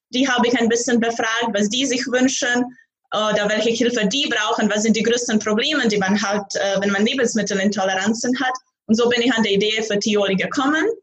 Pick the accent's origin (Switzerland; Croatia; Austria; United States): Croatia; Zagreb, City of Zagreb; German is a second language; moved away as an adult; now in Braunschweig, Germany; ich komme aus Kroatien, aus Zagreb. Ich wohne die letzten drei Jahre in Deutschland, in Braunschweig.